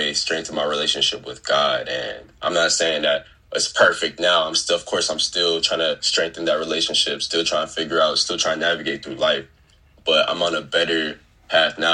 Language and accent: English; Fort Worth, Texas, United States; I'm from Fort Worth. I'm from Fort Worth. Grew up southeast Fort Worth